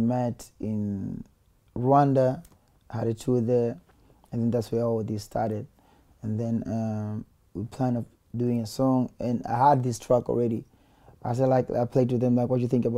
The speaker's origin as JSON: {"language": "English", "region": "Dar es Salaam", "country": "Tanzania", "said": "I'm from Tandale"}